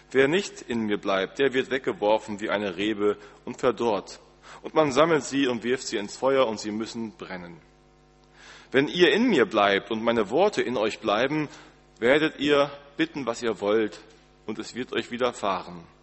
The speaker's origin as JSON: {"language": "German", "region": "Northern Germany", "country": "Germany", "said": "Wir als Norddeutsche ähm, haben, glaube ich, alle so nicht so viel Ahnung."}